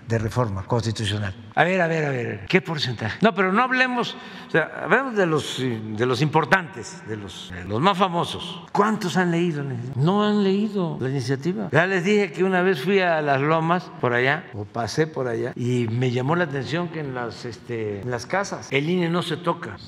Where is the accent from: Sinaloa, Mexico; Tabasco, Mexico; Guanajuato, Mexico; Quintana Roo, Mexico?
Tabasco, Mexico; Tepetitán; moved away; como se decía antes en Tepetán, mi pueblo